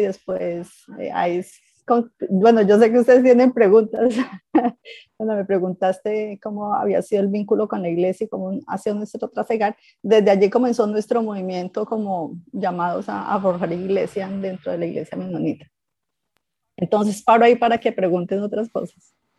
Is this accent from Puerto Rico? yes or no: no; Ibagué, Tolima, Colombia; moved away as an adult; also born or lived in Armenia, Colombia; now in Ecuador; Somos del Tolima, de Ibagué, allá nos forjamos, crecimos